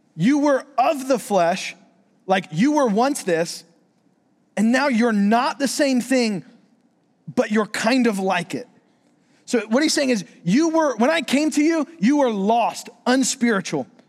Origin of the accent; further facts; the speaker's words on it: Florida, United States; moved away; I'm from Florida